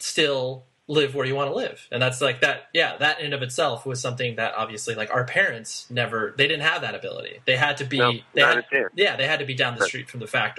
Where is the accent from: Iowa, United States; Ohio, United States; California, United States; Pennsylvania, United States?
California, United States; Southern; also born or lived in Las Vegas, Nevada; I was born in Las Vegas and spent most of my time in Southern California